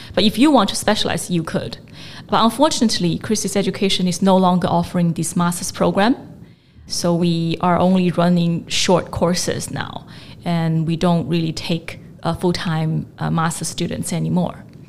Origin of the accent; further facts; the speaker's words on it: China; also born or lived in United States / London; now in Hong Kong; I grew up in China